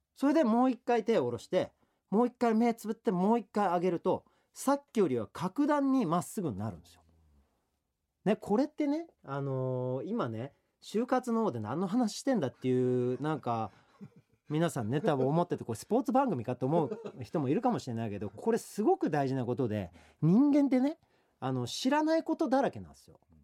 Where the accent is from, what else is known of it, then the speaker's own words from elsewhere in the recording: Katsushika, Tokyo, Japan; 東京都葛飾区出身の昭和48年生まれ